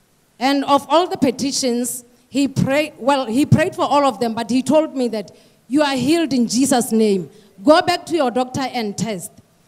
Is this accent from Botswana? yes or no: yes; Gaborone, South-East District, Botswana; I come from Gaborone, Botswana.